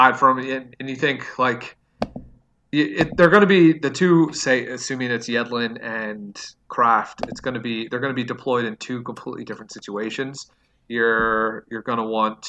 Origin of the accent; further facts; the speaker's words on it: United States; I'm American.